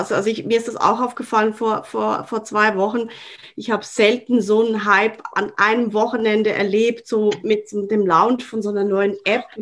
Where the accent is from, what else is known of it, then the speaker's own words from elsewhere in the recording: Switzerland; die ist fast für mich als Schweizerin ähm, äh, obligatorisch.